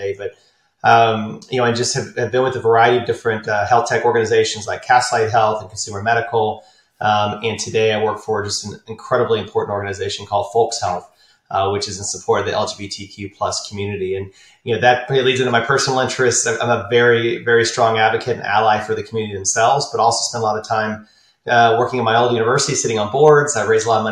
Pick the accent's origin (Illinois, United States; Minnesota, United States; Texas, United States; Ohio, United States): Texas, United States; Austin; also born or lived in San Antonio, Texas / San Marcos, Texas; Born and raised in Austin, Texas, high school in San Antonio, college, a little town in between called San Marcos